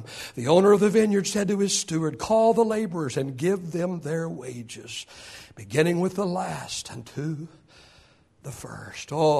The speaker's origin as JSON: {"language": "English", "region": "Oklahoma", "country": "United States", "tie": "born or raised there", "said": "I was born in 1955 in Oklahoma"}